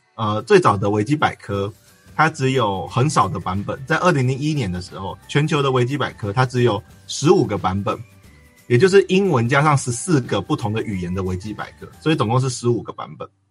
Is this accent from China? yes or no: no; Sanxia, New Taipei, Taiwan; 我就是三峡那边土生土长的人